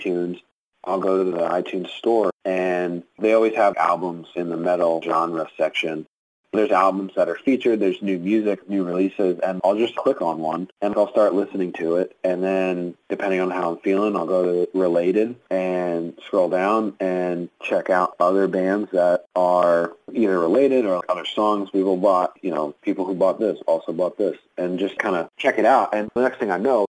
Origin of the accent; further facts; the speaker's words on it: Philly area, New Jersey, United States; moved away; I'm originally from New Jersey